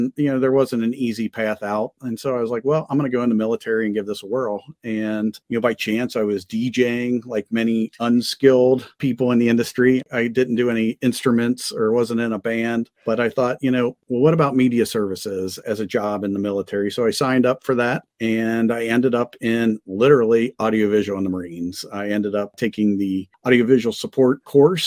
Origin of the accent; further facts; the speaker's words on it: Cincinnati, Ohio, United States; ended up landing in Cincinnati in my hometown